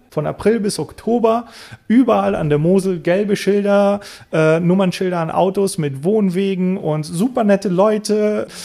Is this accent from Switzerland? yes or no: no; Bulgaria; Ich bin in Bulgarien geboren, ich bin dort aufgewachsen, ich habe einen bulgarischen Namen, ich habe die bulgarische Staatsbürgerschaft.